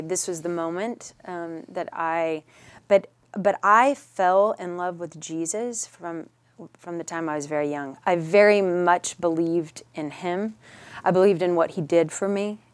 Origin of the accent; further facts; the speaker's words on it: Richardson, Texas, United States; also born or lived in New Mexico; And yes, grew up here. Grew up in Richardson.